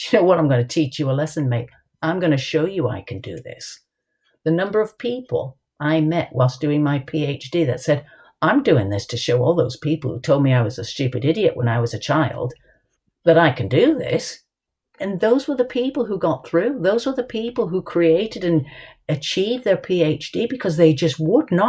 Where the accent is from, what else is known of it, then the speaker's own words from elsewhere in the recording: United States; moved away; I was brought up in the States.